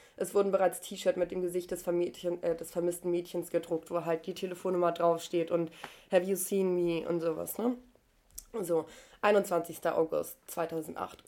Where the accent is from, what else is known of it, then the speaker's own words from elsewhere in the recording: Germany; bei uns in Deutschland